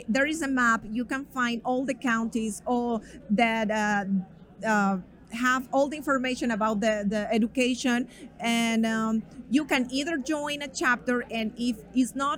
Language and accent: English; Colombia; now in United States; I came from Colombia